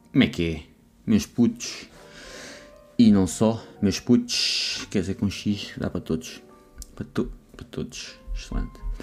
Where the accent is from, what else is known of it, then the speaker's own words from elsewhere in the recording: Lousã, Centro, Portugal; eu sou da Lausanne